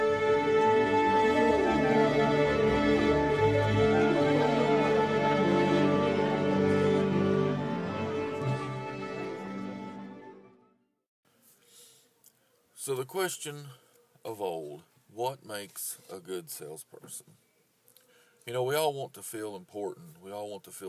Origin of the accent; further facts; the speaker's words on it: United States; I am an American